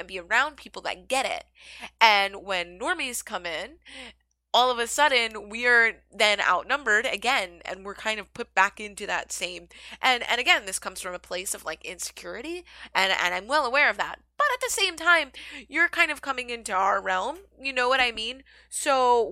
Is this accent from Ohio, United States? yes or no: no; Philadelphia, Pennsylvania, United States; now in New York City, United States; I am from Philadelphia originally. I currently live in New York City